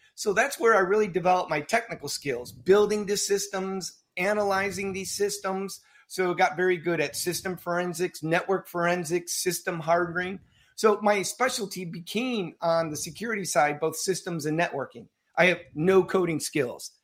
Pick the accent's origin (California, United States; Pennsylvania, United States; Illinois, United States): Illinois, United States; suburbs of Chicago; Typical suburban childhood in the uh, suburbs of Chicago